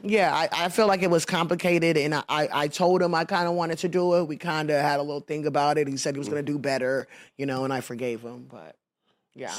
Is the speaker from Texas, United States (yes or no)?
yes; Houston, Texas, United States; I'm from Houston, Texas